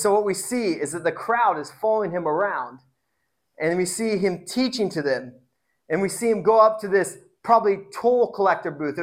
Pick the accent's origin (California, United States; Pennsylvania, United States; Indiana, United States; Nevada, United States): Indiana, United States; now in Tacoma, United States; I grew up in Indiana, so it's like everyone's a Christian